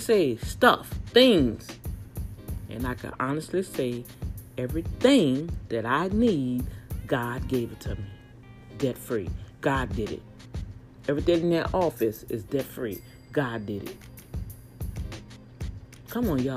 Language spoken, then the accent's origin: English; New Orleans, Louisiana, United States; now in Texas, United States; my hometown, New Orleans